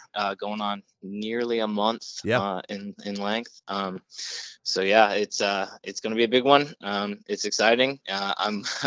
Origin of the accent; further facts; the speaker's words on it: Daytona Beach, Florida, United States; now in Orlando, United States; where I grew up in Daytona